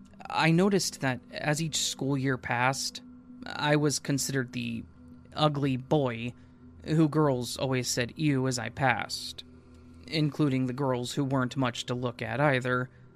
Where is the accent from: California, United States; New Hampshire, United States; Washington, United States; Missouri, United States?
Washington, United States; Fort Lewis; I was born in Fort Lewis, Washington, in February of 1980. My father was in the U.S. Army, so we moved to Fort Huachuca, Arizona, when I was about a year and a half old.